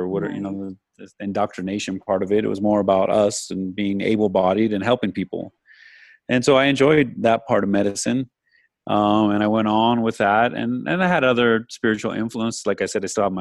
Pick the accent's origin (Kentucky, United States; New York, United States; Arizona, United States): Arizona, United States; I'm from Arizona